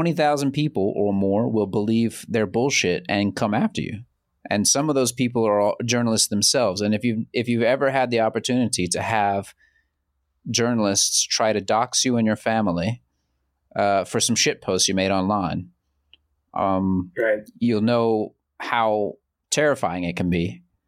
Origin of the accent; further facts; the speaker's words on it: Central Georgia, United States; moved away as an adult; now in China; I'm from Central Georgia.